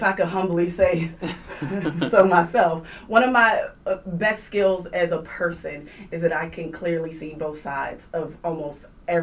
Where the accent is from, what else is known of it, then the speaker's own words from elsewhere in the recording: Pittsburgh, Pennsylvania, United States; moved away as an adult; now in New York, United States; I'm from Pittsburgh.